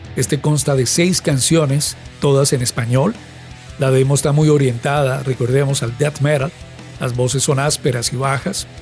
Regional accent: Cali, Valle del Cauca, Colombia; en nuestra ciudad, en Santiago de Cali, Colombia

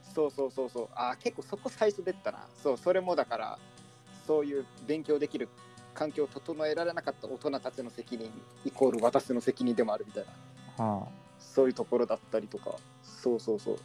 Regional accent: Kansai, Japan; born or raised there; now in Tokyo, Japan

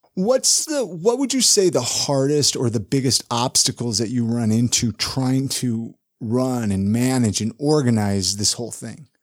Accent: California, United States; moved away; I grew up in California

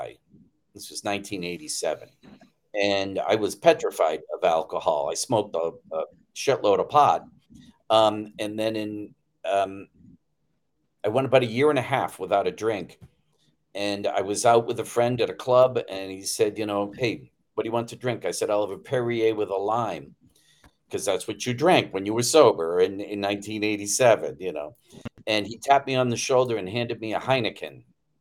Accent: Attleboro, Massachusetts, United States; the neighborhood I grew up in Attleboro, Massachusetts at the time

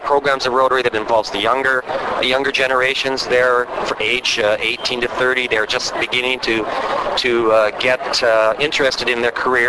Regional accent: Western Canada, Canada; I am from Canada, from Western Canada.

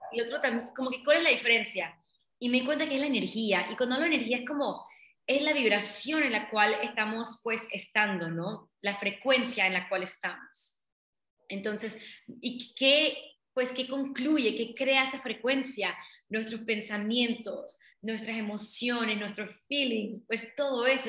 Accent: Colón, Panama; yo nací en Panamá, en, Colón, pero mi papá son de la India

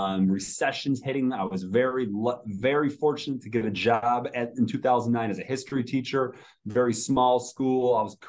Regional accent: New York, United States; born or raised there; moved away as an adult; now in Charlotte, United States

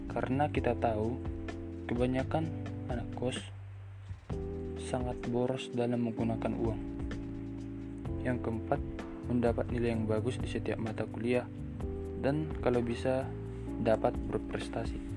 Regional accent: Siborong-Borong, North Sumatra, Indonesia; Saya berasal dari Seborong-Borong, Provinsi Sumatera Utara.

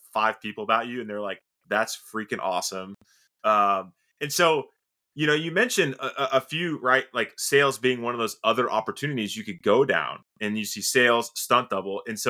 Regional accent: Sarasota, Florida, United States; I was born and raised in Sarasota, Florida

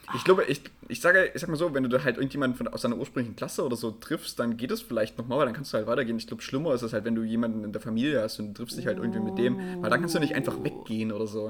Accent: Erzgebirge, Saxony, Germany; ich komme ja auch aus dem Erzgebirge

